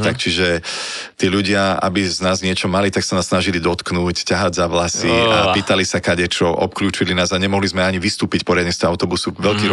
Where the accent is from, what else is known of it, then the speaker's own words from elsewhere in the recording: Teplička nad Váhom, Žilina Region, Slovakia; moved away as an adult; also born or lived in Bratislava; ja som prišiel domov z Bratislavy do tepličky nad Váhom